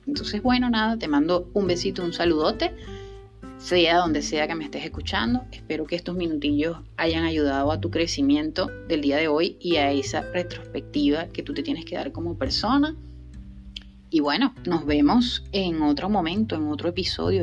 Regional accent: Venezuela; la sacó de mi país, la sacó de Venezuela

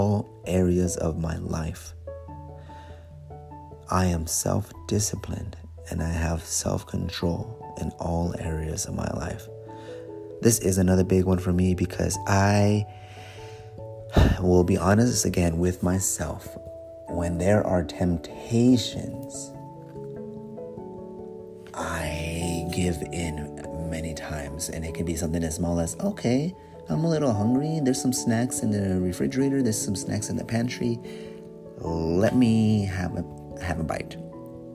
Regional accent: United States; first language English; I am American. English is my one and only language.

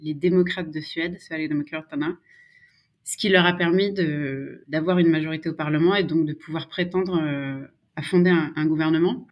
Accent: Savoie, Maurienne valley, Auvergne-Rhône-Alpes, France; first language French; moved away as an adult; also born or lived in Grenoble; now in Sweden; je suis originaire de Savoie, de la petite vallée de la Maurienne

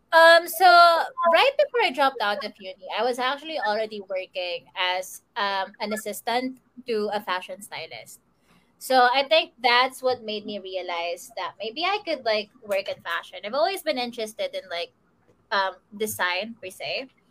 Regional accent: Central Luzon, Philippines; I'm from Bulacan. I'm from the province. I'm not from Metro Manila.

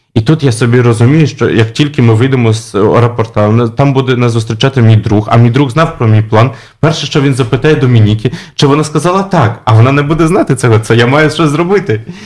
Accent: Kharkiv, Kharkiv Oblast, Ukraine; moved away as an adult; now in Warsaw, Poland; я народився в Харкові, тому, звичайно, вважаю себе українцем

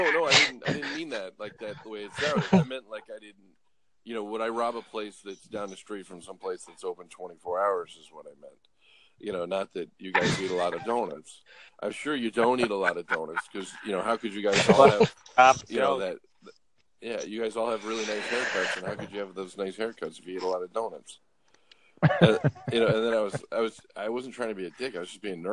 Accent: Los Angeles, California, United States; moved away; originally I'm from Los Angeles

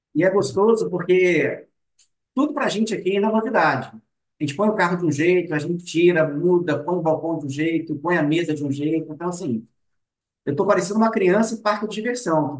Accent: Vitória, Espírito Santo, Brazil; Eu nasci aqui mesmo na Grande Vitória, nascido e criado na Grande Vitória

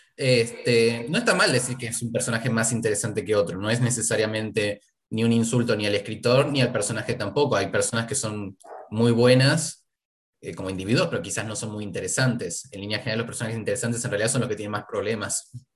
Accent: Argentina; also born or lived in Buenos Aires; Soy argentino, vivo en Buenos Aires

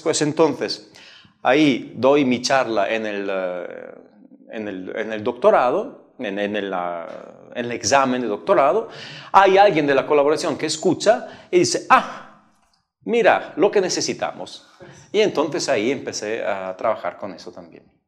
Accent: Italy; moved away; also born or lived in Padua; yo soy italiano

